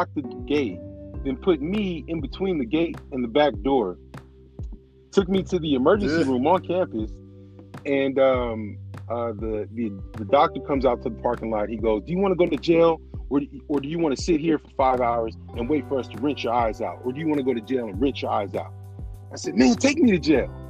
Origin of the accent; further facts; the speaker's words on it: California, United States; moved away; also born or lived in Indianapolis; because I'm from California